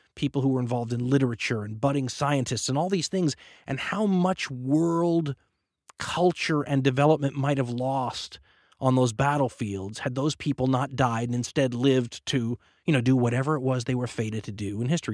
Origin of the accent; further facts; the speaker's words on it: United States; being an American